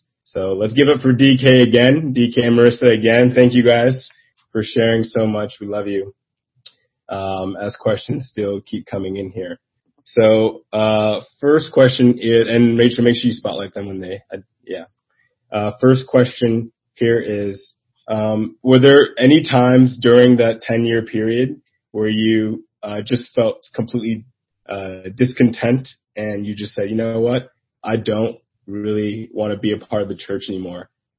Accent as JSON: {"language": "English", "country": "Nigeria", "said": "And we're both Nigerian."}